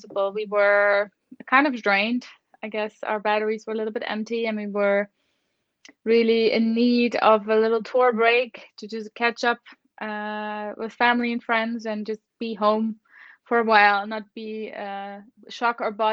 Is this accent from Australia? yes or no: no; Netherlands; now in Germany; I live in Germany, but I am from the Netherlands originally, but I've been living in Germany since quite a while now.